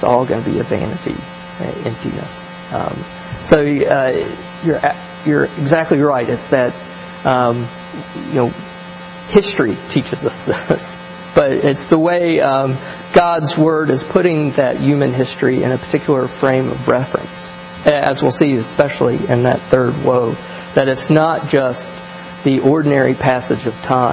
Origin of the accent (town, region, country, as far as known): American South, United States